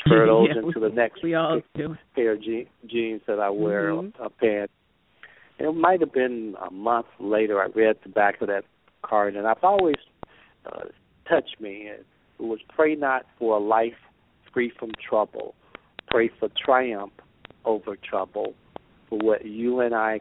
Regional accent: Gaston, Alabama, United States; I grew up really poor. I grew up in Gaston, Alabama

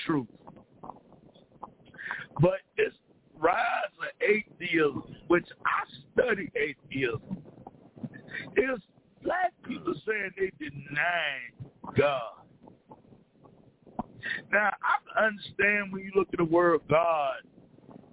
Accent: the South, United States; I was born and raised in the South

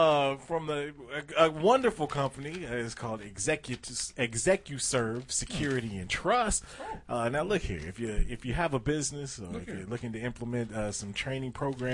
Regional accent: Detroit, Michigan, United States; I'm from Detroit. I was there.

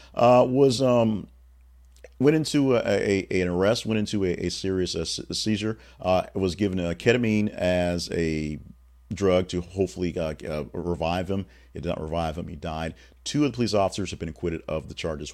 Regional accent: Louisiana, United States; me growing up in Louisiana

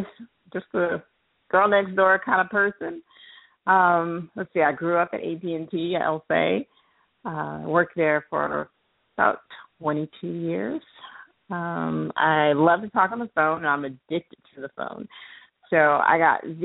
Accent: Richmond, California, United States; now in Atlanta, United States; I am from Richmond, California

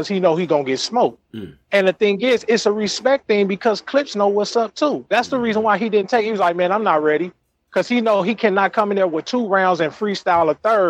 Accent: West Coast, United States; I'm from the West Coast.

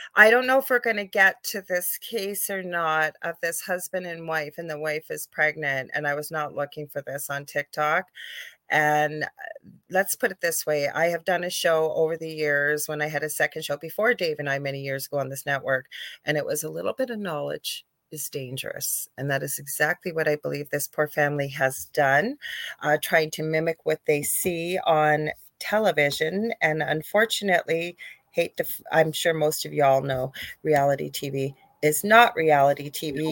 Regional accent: Canada; I'm a Canadian clairvoyant medium

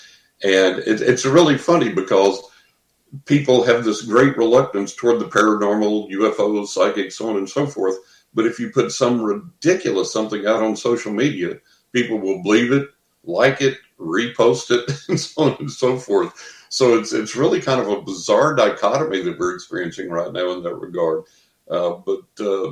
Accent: West Texas, United States; growing up in West Texas, you know, the lower part of the Bible Belt

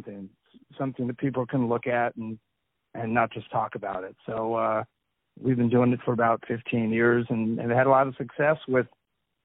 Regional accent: Southern California, United States; I'm from Southern California.

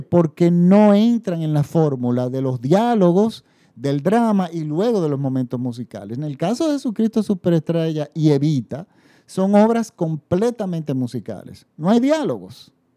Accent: Dominican Republic; en mi país, la República Dominicana, que no tenemos tradición de musical

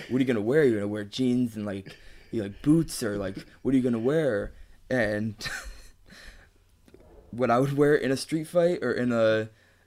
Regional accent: Chicago, Illinois, United States; moved away; I grew up in Chicago. I grew up on the streets of Chicago

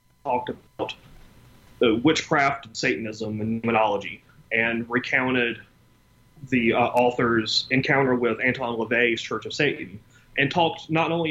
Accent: Deep South, United States; I grew up in the Deep South in the 1980s

